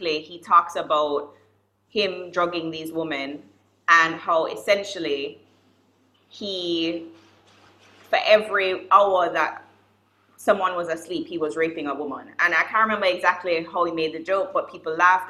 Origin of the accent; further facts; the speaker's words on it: Jamaica; I'm a West Indian. I'm also Jamaican